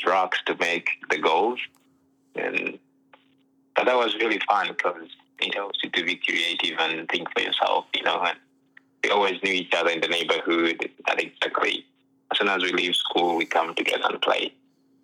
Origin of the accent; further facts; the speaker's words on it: Uganda; moved away as an adult; now in United States; I was born and raised in Uganda